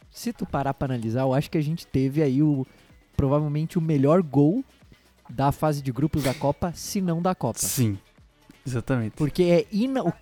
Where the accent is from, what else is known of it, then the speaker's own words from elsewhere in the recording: Brazil; e aí grito, grito, e aquele, eu sou brasileiro.